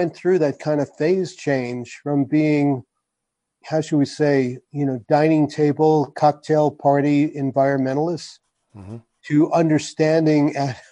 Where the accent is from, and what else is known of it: New York, United States; born or raised there; moved away as an adult; also born or lived in New England; now in New Mexico, United States